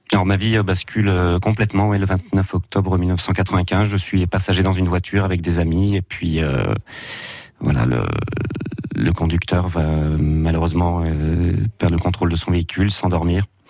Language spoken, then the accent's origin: French; Auxerre, Bourgogne-Franche-Comté, France; je suis natif d'Auxerre